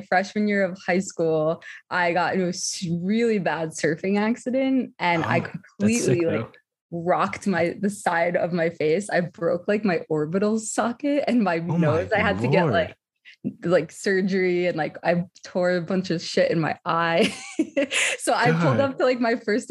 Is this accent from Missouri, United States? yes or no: no; New Jersey, United States; I'm from New Jersey